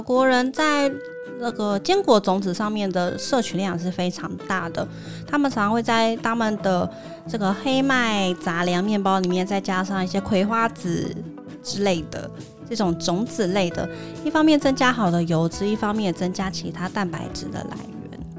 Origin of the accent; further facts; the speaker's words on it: Taiwan; 尤其是我们台湾人普遍习惯外食嘛